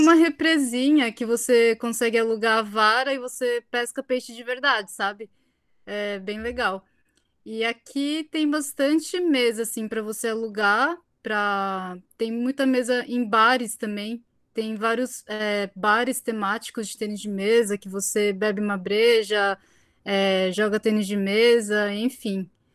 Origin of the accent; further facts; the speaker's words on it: Brazil; now in Japan; no meu caso eu sou brasileira, mas eu pareço japonesa